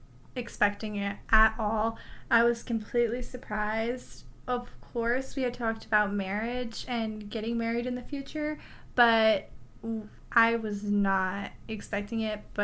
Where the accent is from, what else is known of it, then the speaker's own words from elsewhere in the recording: Texas, United States; we're country. Of course, we're from Texas and we're in the San Antonio area. We have that countryside to us, but we are more city